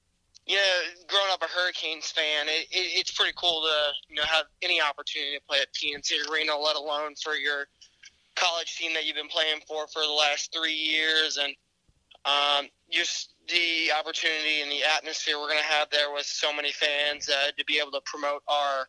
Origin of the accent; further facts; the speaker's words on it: Raleigh, North Carolina, United States; Growing up in Raleigh